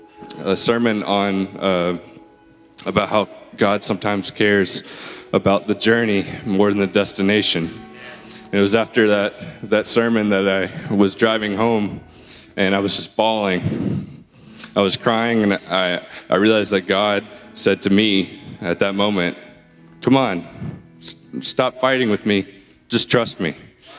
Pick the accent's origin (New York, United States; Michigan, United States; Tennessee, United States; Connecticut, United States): Tennessee, United States; Memphis; I came here from Memphis about 5 years ago to attend MTSU, and I studied music there, and after graduating, I stayed here and started working in music